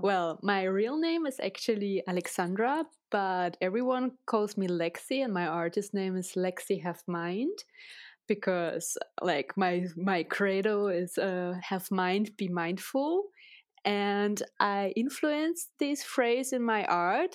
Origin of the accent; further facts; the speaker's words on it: Russia; English is a second language; moved away; I was born and raised in Russia